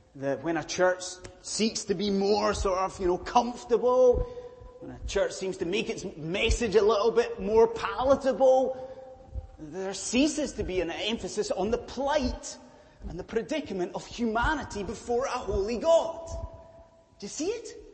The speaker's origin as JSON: {"language": "English", "region": "Scotland", "country": "United Kingdom", "said": "I am a Scottish Presbyterian minister"}